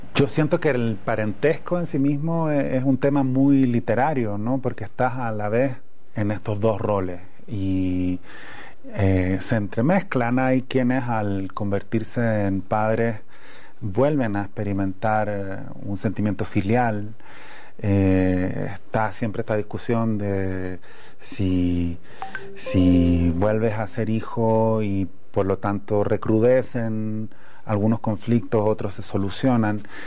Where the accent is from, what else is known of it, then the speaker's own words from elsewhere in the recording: Chile; accent: Chilean; moved away as an adult; now in Mexico; todavía estoy eh, muy achilenado, a pesar de que llevo cuatro años acá